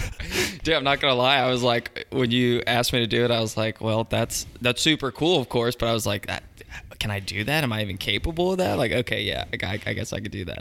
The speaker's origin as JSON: {"language": "English", "town": "Mooresville", "region": "North Carolina", "country": "United States", "tie": "born or raised there", "also_born_or_lived": "Pineville, North Carolina / Charlotte, North Carolina", "said": "I grew up in Mooresville"}